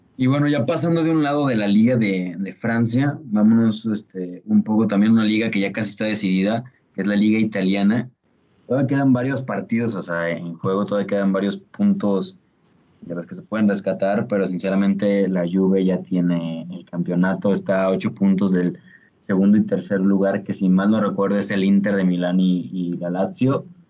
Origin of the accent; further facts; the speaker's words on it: Mexico; somos, somos de México